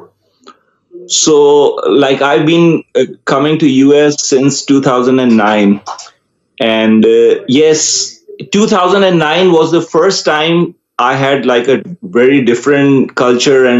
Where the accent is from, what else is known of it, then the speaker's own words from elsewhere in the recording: Karachi, Sindh, Pakistan; first language Urdu; English is a second language; I grew up, I was born in Karachi, Pakistan.